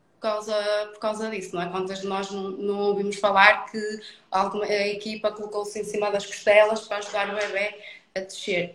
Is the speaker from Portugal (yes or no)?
yes; Felgueiras, Norte, Portugal; sou, sou do, do Norte, sou de Felgueiras, um, ehm, do Conselho do, do Porto